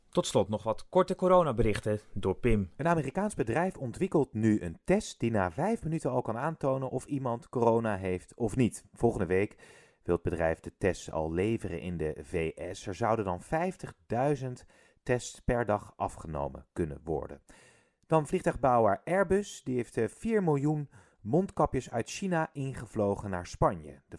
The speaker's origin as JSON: {"language": "Dutch", "town": "Haarlem", "region": "North Holland", "country": "Netherlands", "said": "En wij komen zelf uit Haarlem, dus we wilden niet die kant op, omdat we weten dat het heel druk is."}